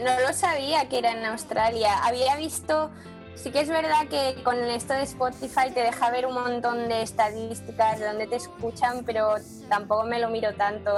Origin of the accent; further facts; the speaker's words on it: Spain; now in London, United Kingdom; somos todos españoles músicos que vivimos aquí